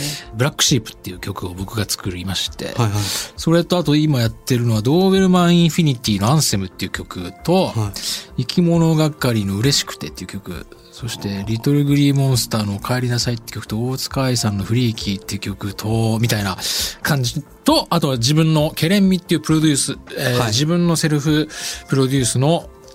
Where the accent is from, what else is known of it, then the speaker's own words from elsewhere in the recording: Sapporo, Hokkaido, Japan; moved away; 札幌の生まれ育った風景が原体験